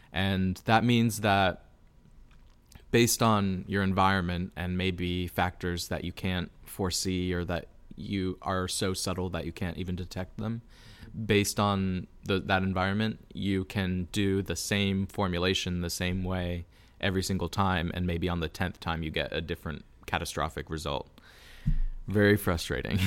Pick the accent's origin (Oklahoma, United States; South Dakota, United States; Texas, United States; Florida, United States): Florida, United States; Lakeland; moved away as an adult; also born or lived in New York City; I was born and raised in Lakeland.